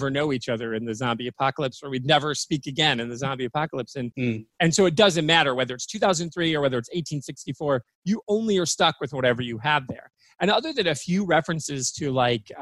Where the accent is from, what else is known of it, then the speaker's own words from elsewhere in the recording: Michigan, United States; now in Florida, United States; my home state of Michigan